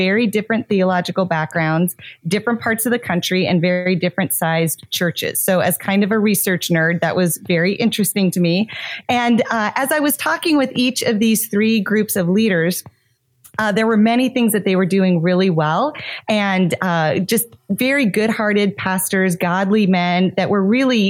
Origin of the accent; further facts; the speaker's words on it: Montana, United States; now in South Florida, United States; I grew up in Montana, but now I live in South Florida